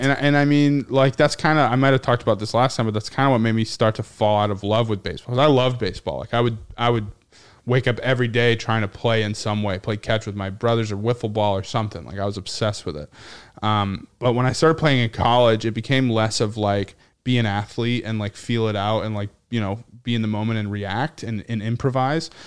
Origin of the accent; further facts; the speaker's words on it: Nashua, New Hampshire, United States; moved away; my hometown